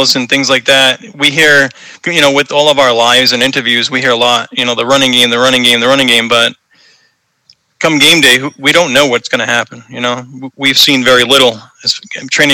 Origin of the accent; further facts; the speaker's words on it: Boston, Massachusetts, United States; accent: Boston; growing up in New England, Boston area